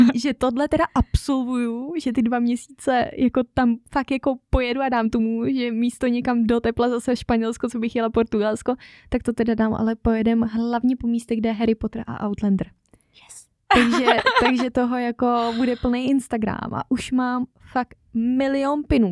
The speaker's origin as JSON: {"language": "Czech", "country": "Czechia", "tie": "born or raised there", "moved": "as an adult", "lives_now": "Norway"}